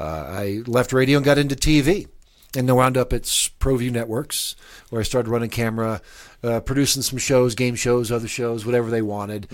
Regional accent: Lincoln, Nebraska, United States; moved away as an adult; also born or lived in Miami / New Mexico; now in Albuquerque, United States; I grew up in Lincoln. I spent the first twenty-two years there

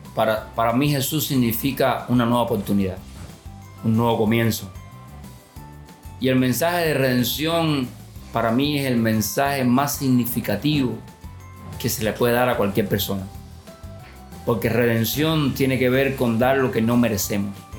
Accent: Santa Clara, Villa Clara, Cuba; now in Cienfuegos, Cuba; yo soy natural de Santa Clara, es otra localidad aquí en el centro de Cuba, en la parte norte

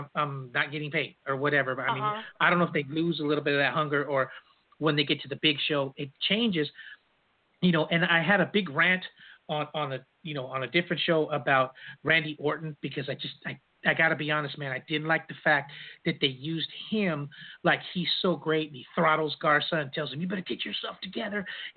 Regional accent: California, United States; I'm from California

